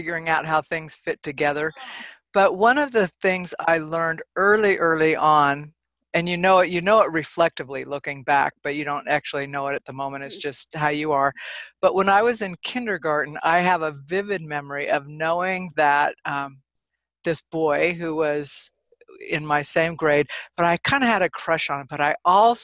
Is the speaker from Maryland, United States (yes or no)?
no; California, United States; moved away as an adult; now in Nevada, United States; I'm actually from California. I came here many, many years ago, a few decades ago